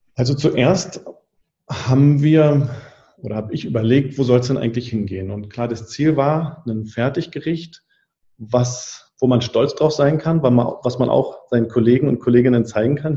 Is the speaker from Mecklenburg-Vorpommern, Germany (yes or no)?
yes; Mecklenburg-Vorpommern, Germany; also born or lived in Berlin; Und dann draußen in Mecklenburg-Vorpommern im Nachbarort, wo ich groß geworden bin